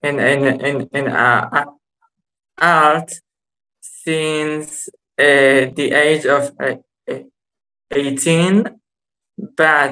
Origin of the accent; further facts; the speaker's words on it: Israel; I'm from Israel.